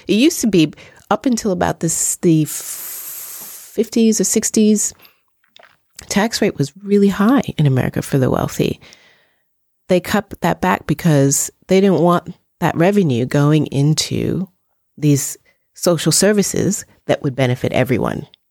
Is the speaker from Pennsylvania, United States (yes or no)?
no; New York, United States; in the eighties and the nineties growing up in New York